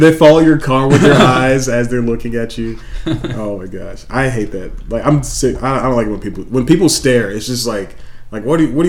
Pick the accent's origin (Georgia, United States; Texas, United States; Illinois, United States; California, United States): Georgia, United States; Atlanta; I'm from Atlanta.